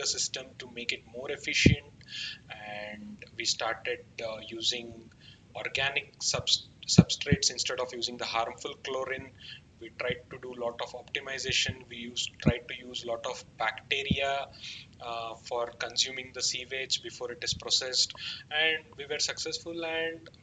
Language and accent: English; Uttara Kannada district, Karnataka, India; now in Bangalore, India; my hometown, which is like Uttar Kannada district